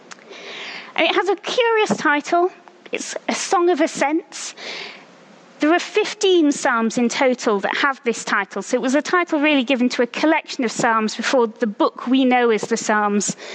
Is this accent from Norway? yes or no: no; France; now in Oxford, United Kingdom; I grew up in France, and I speak fluent French